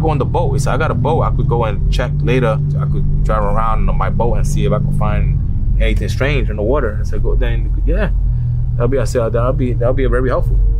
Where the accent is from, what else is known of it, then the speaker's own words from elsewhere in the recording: Jersey City, New Jersey, United States; I'm from Jersey City, New Jersey